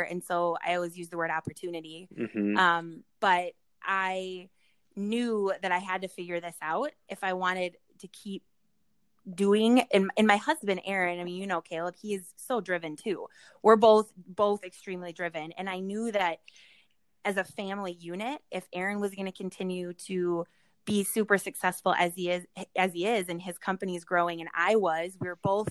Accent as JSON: {"language": "English", "region": "Minnesota", "country": "United States", "said": "We're from Minnesota or the Midwest"}